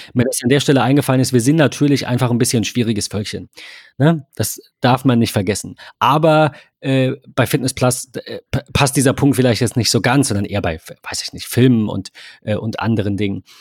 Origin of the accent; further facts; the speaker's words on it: Germany; ich bin Deutscher und ich spreche Deutsch